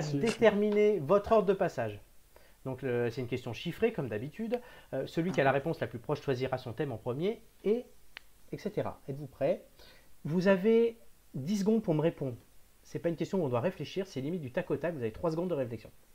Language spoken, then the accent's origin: French; Cannes, Provence-Alpes-Côte d'Azur, France; je suis né à Cannes